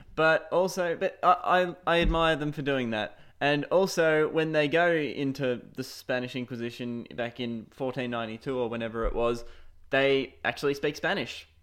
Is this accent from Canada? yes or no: no; Shepparton, Victoria, Australia; I am from Shepparton, Australia.